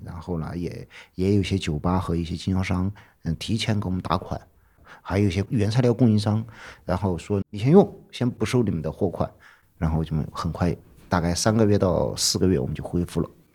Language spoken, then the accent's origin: Chinese; Chengkou, Chongqing, China; now in Chengdu, China; 我老家离成都还有个七八百公里。呃，以前属于是算在那个大巴山的南边儿，也叫长口县，很小很小的一个县，现在被划到重庆去了